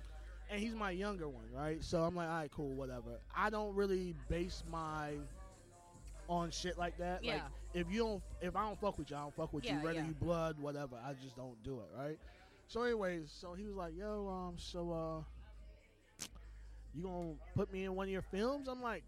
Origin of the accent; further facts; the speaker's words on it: U.S. Virgin Islands; Okay, so I'm originally from the Virgin Islands, right?